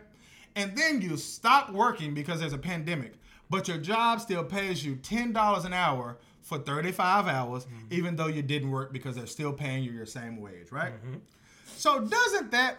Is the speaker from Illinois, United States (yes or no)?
no; Texas, United States; now in Florida, United States; I'm from Texas